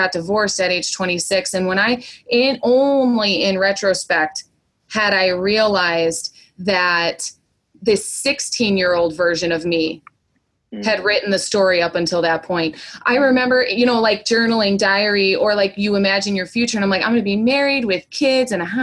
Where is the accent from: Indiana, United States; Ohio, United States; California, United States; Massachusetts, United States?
Indiana, United States; we're both from Indiana